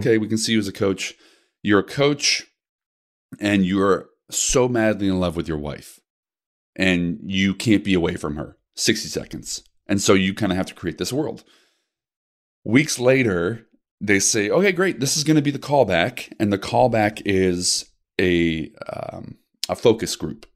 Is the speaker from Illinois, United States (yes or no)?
yes; Naperville, Illinois, United States; I was raised out in the burbs of Chicago, Naperville